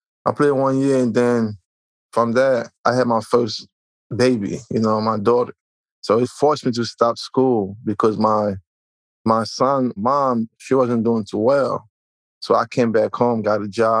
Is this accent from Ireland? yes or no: no; Haiti; also born or lived in Elizabeth, New Jersey; now in New Jersey, United States; I'm originally from Haiti. Right now, I'm in New Jersey